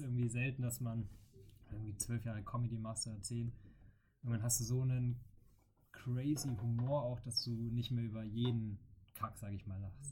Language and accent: German; Bavaria, Germany; also born or lived in Franconia; now in Cologne, Germany; als Bayer